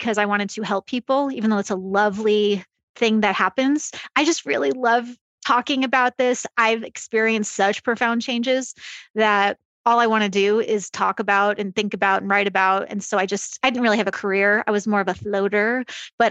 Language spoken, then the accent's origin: English; Long Island, New York, United States; I grew up on Long Island